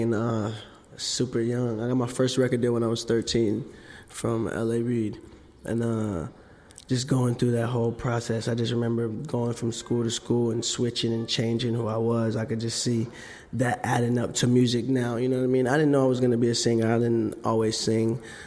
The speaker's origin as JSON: {"language": "English", "town": "Sacramento", "region": "California", "country": "United States", "tie": "born or raised there", "also_born_or_lived": "Atlanta", "moved": "yes", "said": "I grew up in Sacramento, Oak Park"}